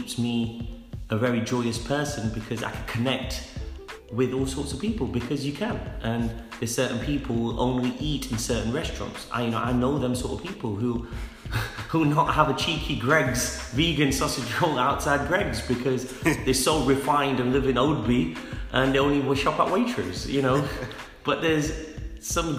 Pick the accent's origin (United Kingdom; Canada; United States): United Kingdom; England; I'm 40 years old, born in England.